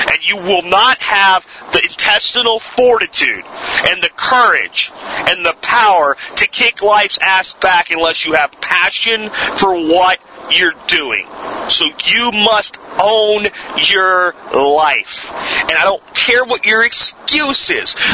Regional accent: Pennsylvania, United States; there's still a lot of places where I grew up in Pennsylvania where you want to hunt deer

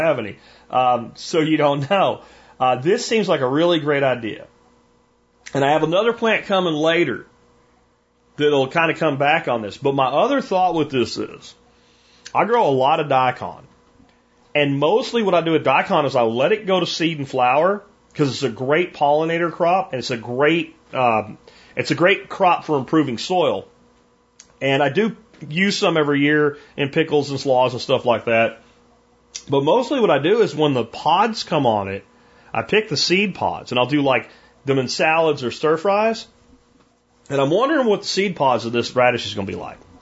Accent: Pennsylvania, United States; now in Dallas-Fort Worth, Texas, United States; where I grew up in Pennsylvania

